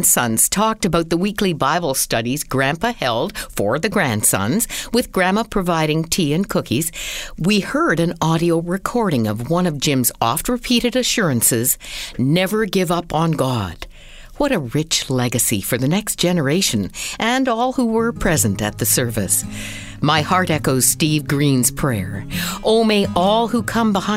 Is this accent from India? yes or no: no; Peterborough, Ontario, Canada; my hometown of Peterborough, Ontario